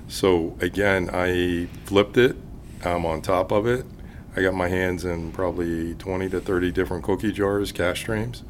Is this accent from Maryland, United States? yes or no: no; Pittsburgh, Pennsylvania, United States; I, I, grew up in the Pittsburgh area